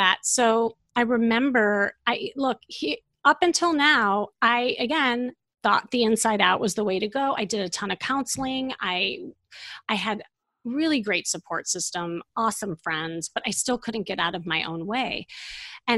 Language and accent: English; Chicago, Illinois, United States; moved away as an adult; now in Los Angeles, United States; I'm from Chicago, and you know, when I lived there